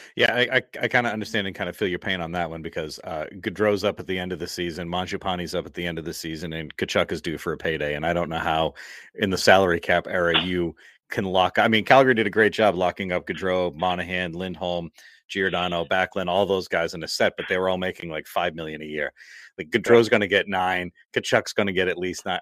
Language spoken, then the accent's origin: English; Massachusetts, United States; I'm from Massachusetts